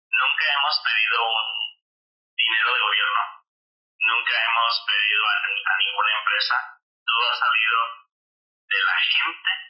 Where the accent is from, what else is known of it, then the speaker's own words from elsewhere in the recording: Michoacán, Mexico; now in United States; mi ciudad natal, a la tierra Michoacán